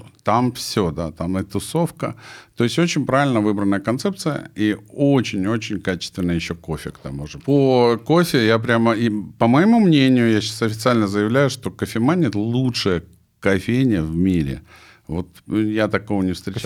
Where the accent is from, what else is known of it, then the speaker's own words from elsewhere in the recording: Sukhumi, Abkhazia, Georgia; moved away; я родился в Сухуме тоже на Черном море